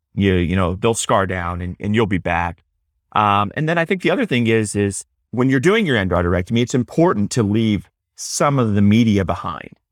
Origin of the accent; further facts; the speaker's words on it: Houston, Texas, United States; also born or lived in Dallas; now in Austin, United States; I grew up in Texas, grew up in, in Houston